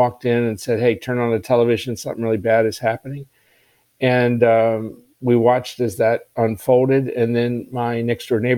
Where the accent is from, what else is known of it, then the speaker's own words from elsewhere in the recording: Maryland, United States; I grew up in Maryland.